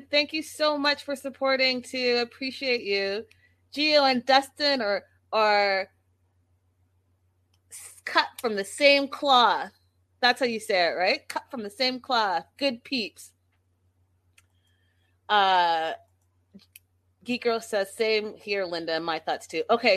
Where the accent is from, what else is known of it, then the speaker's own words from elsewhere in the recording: Canada; I'm Canadian